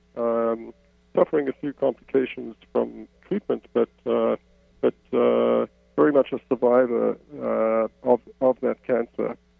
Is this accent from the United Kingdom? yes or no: no; South Africa; moved away as an adult; now in Canada; I, I grew up in South Africa, as my accent betrays. I spent most of my adult life in, in Canada